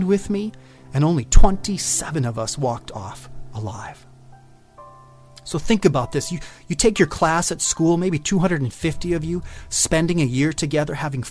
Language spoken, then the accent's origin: English; Clinton, Wisconsin, United States; we were from Clinton, Wisconsin